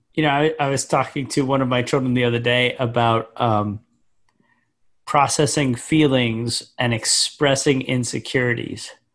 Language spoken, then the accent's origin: English; Scituate, Massachusetts, United States; I grew up in the most Irish town in America